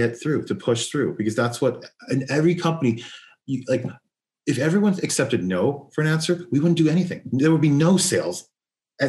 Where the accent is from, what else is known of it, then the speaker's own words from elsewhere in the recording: Los Angeles, California, United States; I'm born and raised in Los Angeles